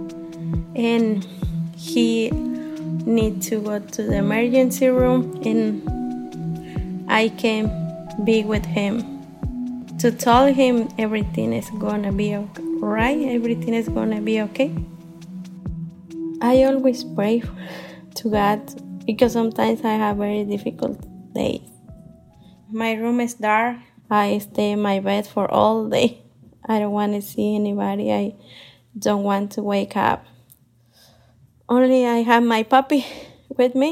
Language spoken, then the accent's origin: English; Michoacán, Mexico; English is a second language; moved away as an adult; now in Columbus, United States